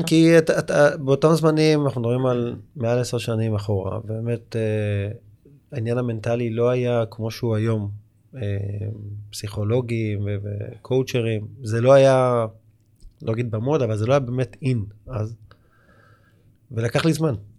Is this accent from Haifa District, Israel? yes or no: no; Tel Aviv, Tel Aviv District, Israel; כל הילדות שלי עברה בקריית שלום